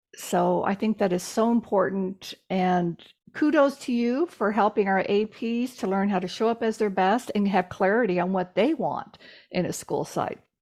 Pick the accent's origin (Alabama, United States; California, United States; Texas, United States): Texas, United States; I'm from Texas, so I have a direct, I have a very direct sense of humor.